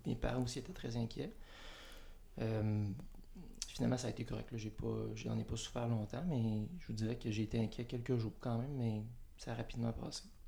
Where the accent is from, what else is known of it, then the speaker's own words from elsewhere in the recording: Montreal region, Quebec, Canada; moved away; moi, je viens de, la région de Montréal.